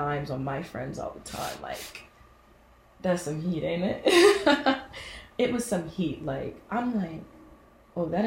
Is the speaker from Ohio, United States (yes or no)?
yes; Cincinnati, Ohio, United States; I'm from Cincinnati, Ohio